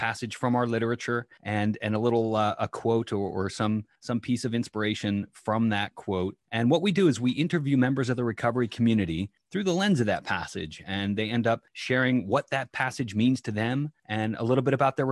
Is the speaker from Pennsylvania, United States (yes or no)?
yes; Philadelphia, Pennsylvania, United States; I'm from Philadelphia, Pennsylvania